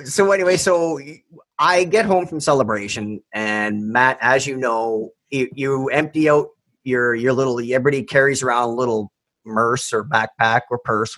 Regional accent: Canada; I'm Canadian

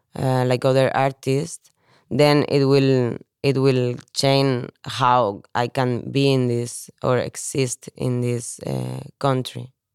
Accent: Spain; moved away as an adult; also born or lived in Valencia / Barcelona / Copenhagen; now in Denmark; I'm from Spain.

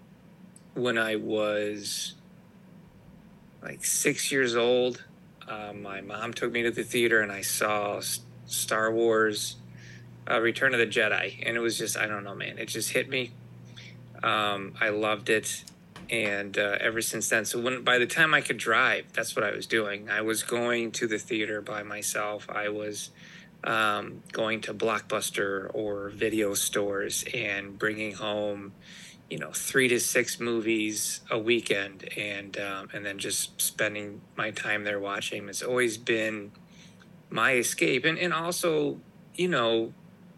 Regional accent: Detroit, Michigan, United States; I was born in the Metro Detroit area

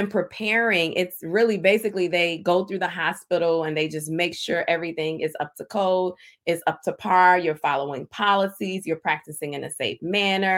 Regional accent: Indiana, United States; I hail from Indiana

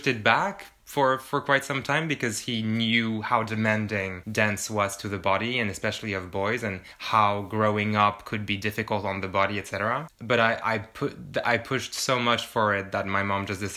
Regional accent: France; moved away; I'm from France

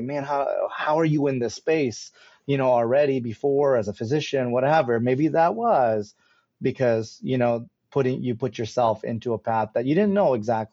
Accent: Chicago, Illinois, United States; Indian, I was born in Chicago.

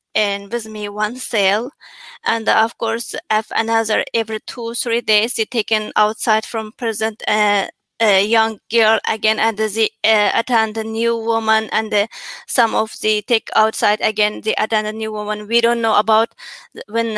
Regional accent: Cherchen County, Xinjiang, China; English is a second language; moved away as an adult; also born or lived in Cairo, Egypt; now in Washington, D.C., United States; And I born 1989, December 28, in the Chargan County in East Turkestan.

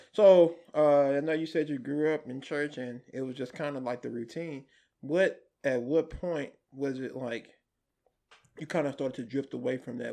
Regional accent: Grand Prairie, Texas, United States; also born or lived in Dallas, Texas; I grew up in Park Grand Prairies

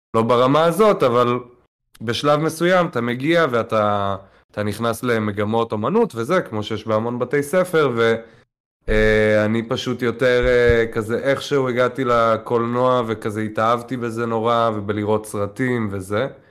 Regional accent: Tel Aviv, Tel Aviv District, Israel; נולדתי, גדלתי בתל אביב.

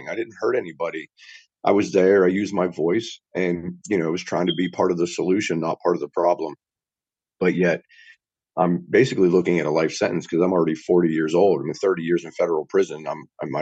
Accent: West Virginia, United States; I'm not from Alabama. I'm a West Virginia boy through and through, born and raised

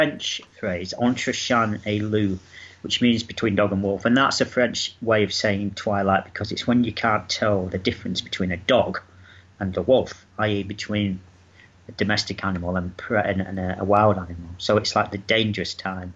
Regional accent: Manchester, North West England, United Kingdom; moved away as an adult; now in Brighton, United Kingdom; I was born in Manchester, lived there for about 42 years

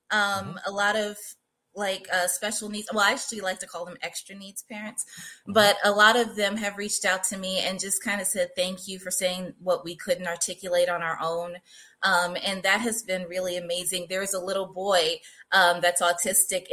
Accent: New York City, New York, United States; now in San Diego, United States; I'm originally from Queens, New York. I now live out here with my family in San Diego, California.

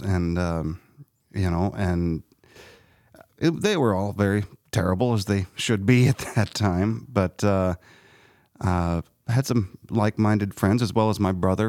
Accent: Harrisburg, Illinois, United States; I grew up in Harrisburg

